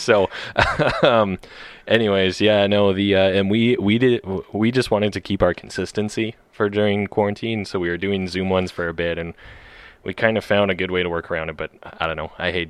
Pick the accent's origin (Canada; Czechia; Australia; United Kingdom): Canada; I'm very Canadian.